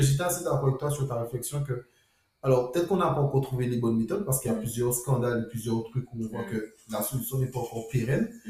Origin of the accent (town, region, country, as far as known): Guadeloupe